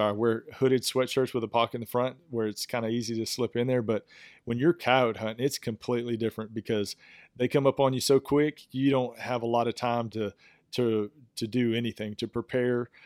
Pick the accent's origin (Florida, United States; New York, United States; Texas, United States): Texas, United States; East; I am from East Texas